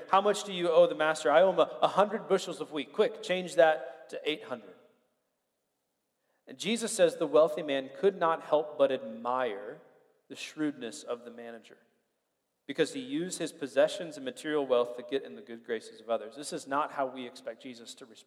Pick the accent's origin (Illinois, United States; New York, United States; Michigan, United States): Illinois, United States; Springfield; moved away; I grew up in Springfield, Illinois.